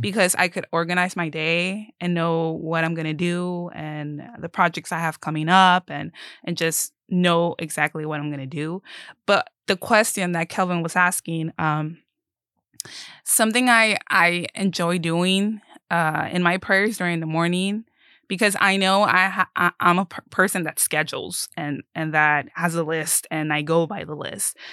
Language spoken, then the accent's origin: English; Mexico; now in Keene, United States; I am originally Mexican, but I live in the area of Keene